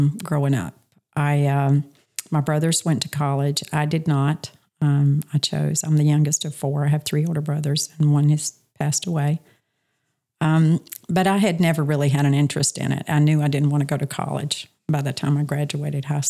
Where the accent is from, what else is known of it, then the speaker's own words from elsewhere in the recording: Charlotte, North Carolina, United States; moved away as an adult; also born or lived in Montana; now in Myrtle Beach, United States; I'm originally from Charlotte, North Carolina. Grew up there with all of my family